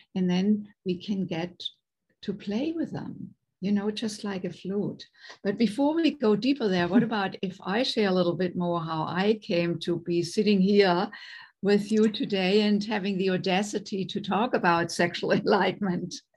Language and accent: English; Germany; English is a second language; moved away as an adult; now in United States; I was raised in Germany, born and raised in Germany, and came to the United States in my late 20s